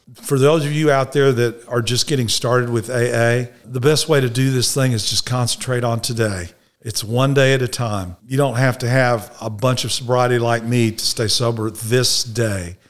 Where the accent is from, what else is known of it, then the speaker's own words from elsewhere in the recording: Dallas, Texas, United States; I was born in Dallas, Texas, Baylor Hospital